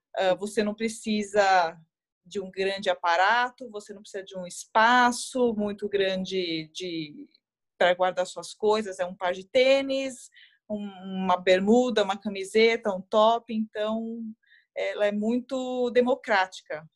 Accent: Guarulhos, São Paulo, Brazil; now in São Paulo, Brazil; sou natural de Guarulhos, mas hoje eu moro em, em São Paulo

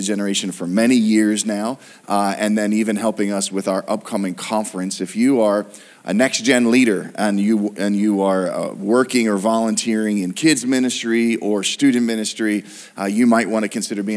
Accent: Pittsburgh, Pennsylvania, United States; we're from Pittsburgh

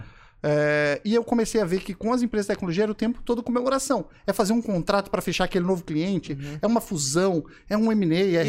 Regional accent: Florianópolis, Santa Catarina, Brazil; accent: manezinho; eu sou manezinho da ilha, nasci aqui em Floripa, sou neto de pescadores

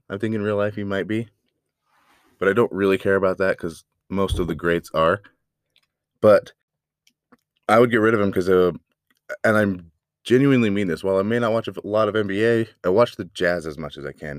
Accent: United States; as an American

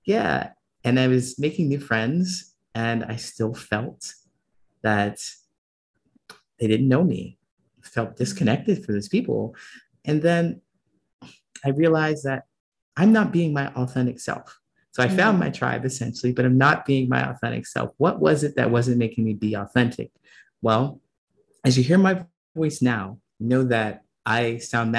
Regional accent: Ohio, United States; moved away; also born or lived in California / Chicago; I was growing up in Ohio

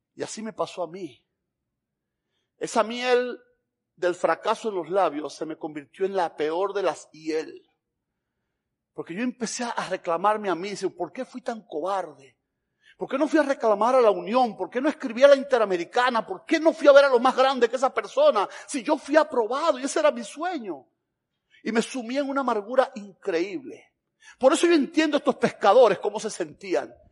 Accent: Camagüey, Cuba; moved away as an adult; also born or lived in Havana, Cuba / Tennessee, United States; now in Georgia, United States; vengo de Camagüey

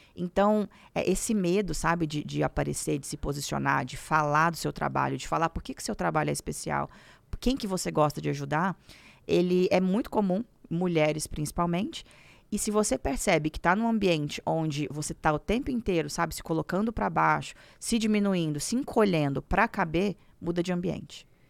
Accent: Minas Gerais, Brazil; moved away as an adult; now in São Paulo, Brazil; me casei, vim para São Paulo, porque eu sou de Minas Gerais

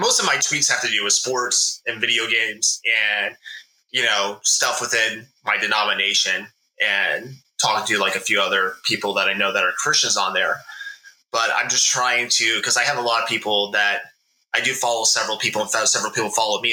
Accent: Tampa, Florida, United States; moved away; I grew up in Tampa

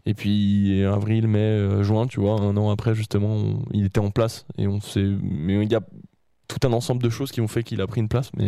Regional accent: Saint-Étienne, Auvergne-Rhône-Alpes, France; les Stéphanois, je suis Stéphanois

